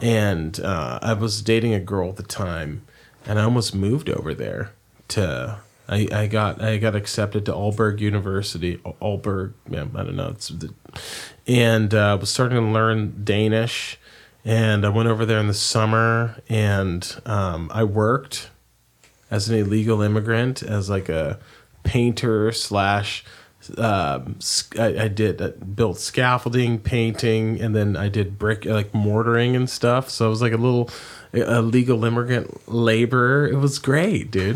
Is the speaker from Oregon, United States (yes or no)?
yes; Oregon, United States; I'm from Oregon